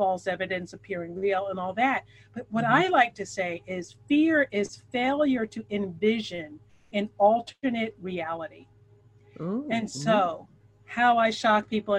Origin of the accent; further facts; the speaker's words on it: Philadelphia, Pennsylvania, United States; moved away as an adult; now in New York City, United States; That's my hometown.